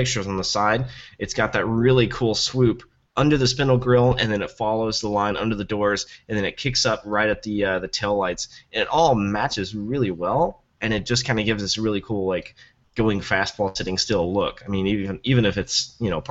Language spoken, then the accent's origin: English; Tennessee, United States; I'm from Tennessee